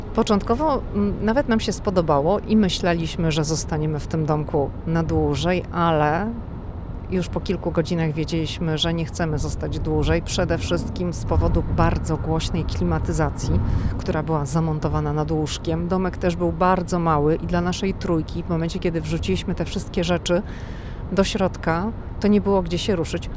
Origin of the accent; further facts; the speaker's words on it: Poland; my jesteśmy z Polski